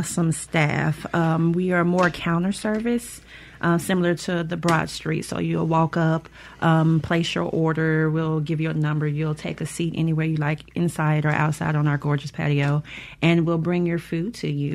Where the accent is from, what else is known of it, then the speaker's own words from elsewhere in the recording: Jackson, Mississippi, United States; Graduated from Jim Hill